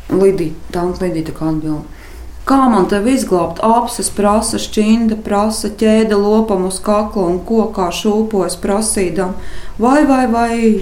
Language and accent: Latvian; Latvia; moved away; also born or lived in Kuldīga / Liepāja; Stāsts ir par maniem laukiem, kurus pavadīju visu savu bērnību